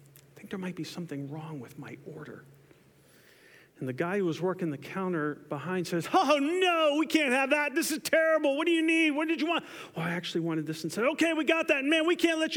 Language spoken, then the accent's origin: English; Camden, New Jersey, United States; moved away as an adult; also born or lived in South Carolina; I was born in Camden, New Jersey